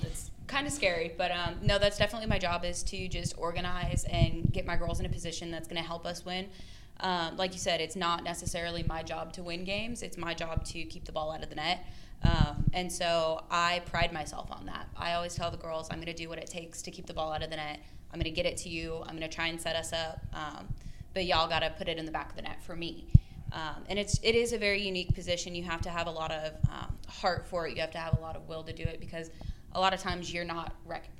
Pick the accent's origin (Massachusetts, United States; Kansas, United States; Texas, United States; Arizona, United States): Arizona, United States; now in Shreveport, United States; I'm from Arizona